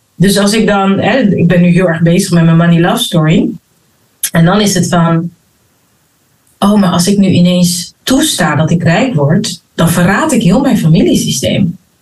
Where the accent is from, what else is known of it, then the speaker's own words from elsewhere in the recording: Rotterdam, South Holland, Netherlands; also born or lived in Abu Dhabi; Geboren en getogen in Rotterdam